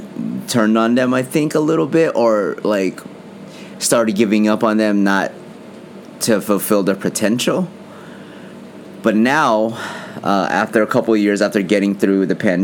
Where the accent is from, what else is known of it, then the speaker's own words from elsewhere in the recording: Philippines; being that I'm Filipino, and I loved it since I was a kid.